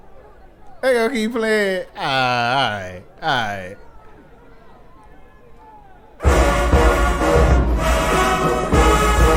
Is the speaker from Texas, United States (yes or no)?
yes; Texas, United States; I'm from Texas.